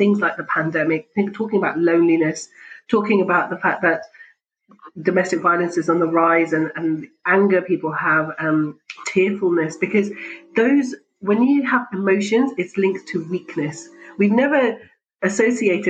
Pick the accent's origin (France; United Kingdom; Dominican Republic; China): United Kingdom; I'm Pakistani, but British and grew up here, had my medical training here.